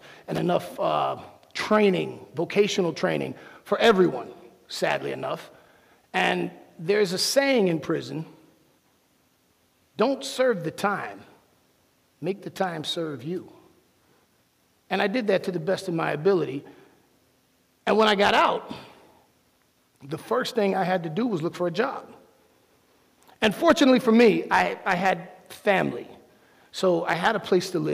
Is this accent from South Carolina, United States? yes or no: no; Miami, Florida, United States; I'm from Miami